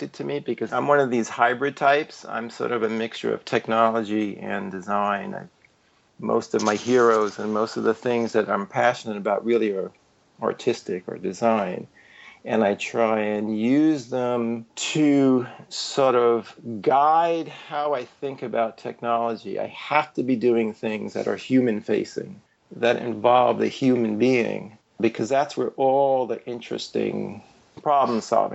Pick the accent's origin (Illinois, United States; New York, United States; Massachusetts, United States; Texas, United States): New York, United States; New York City; moved away as an adult; also born or lived in Chapel Hill / Silicon Valley / Reykjavik, Iceland; I grew up in New York City in Greenwich Village